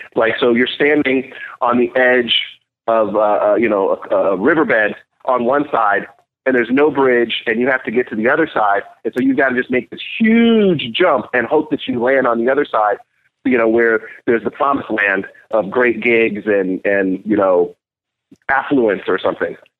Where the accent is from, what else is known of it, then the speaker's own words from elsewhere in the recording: Nashville, Tennessee, United States; I was born in Nashville, Tennessee, and um, grew up part of my life on my grandfather's farm, actually